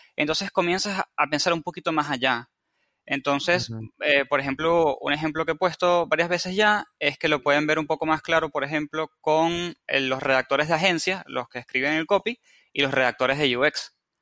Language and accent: Spanish; Venezuela; moved away as an adult; now in Argentina; soy de Venezuela y vivo en Argentina hace cuatro años. Así que si escuchan una mezcla de acentos y tonadas raras